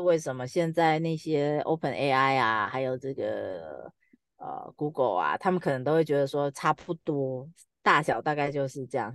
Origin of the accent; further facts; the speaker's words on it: Taiwan; 我们台湾的繁体中文的量 很少